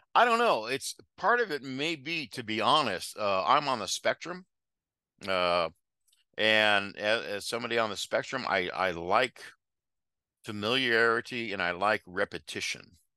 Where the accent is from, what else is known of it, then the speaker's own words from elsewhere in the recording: Xenia, Ohio, United States; also born or lived in Germany; I grew up in Xenia, graduated in '82 uh, from Xenia High School.